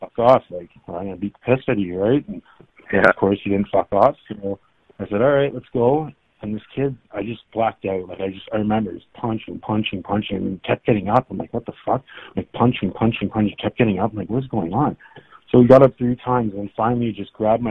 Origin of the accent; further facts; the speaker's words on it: Milton, Ontario, Canada; I grew up in Milton, Ontario, just outside of Toronto